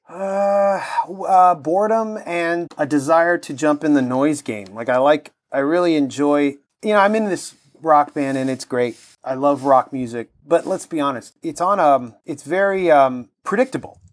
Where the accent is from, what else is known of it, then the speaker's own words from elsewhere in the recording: Toronto, Ontario, Canada; growing up in Toronto